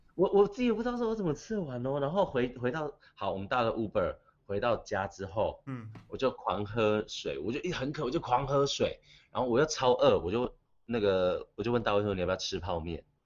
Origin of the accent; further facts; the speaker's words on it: Taiwan; accent: Taiwanese accent; 因为我很台湾腔嘛